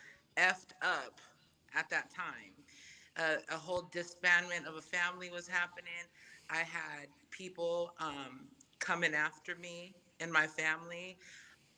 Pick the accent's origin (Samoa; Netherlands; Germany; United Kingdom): Samoa; first language Samoan; English is a second language; moved away; being raised Samoan was my first language. And then I get uprooted over here because my parents think it's better out here